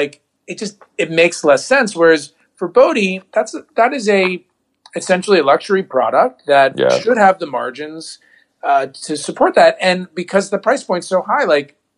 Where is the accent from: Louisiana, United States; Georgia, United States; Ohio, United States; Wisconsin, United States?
Ohio, United States; accent: a little bit like a Jewish New Yorker; now in Los Angeles, United States; I grew up in Ohio